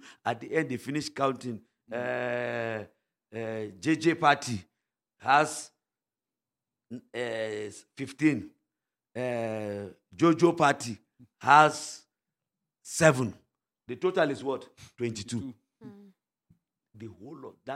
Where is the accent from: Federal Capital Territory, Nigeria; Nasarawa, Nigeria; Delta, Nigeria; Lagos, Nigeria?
Nasarawa, Nigeria; Wamba; I'm from Wamba